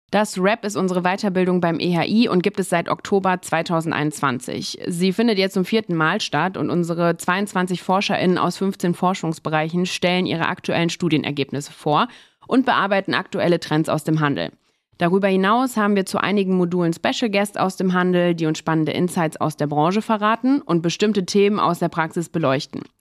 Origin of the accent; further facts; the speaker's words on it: Rhineland, Germany; born there; Äh, meine Eltern kommen eigentlich ursprünglich aus Niedersachsen. Ich bin aber im Rheinland geboren